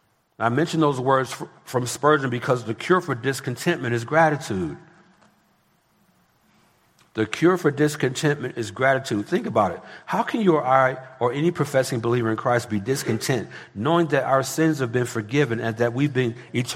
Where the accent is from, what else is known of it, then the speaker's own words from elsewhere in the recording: California, United States; I come from Southern California, and parts of L.A. gas is approaching $10 a gallon.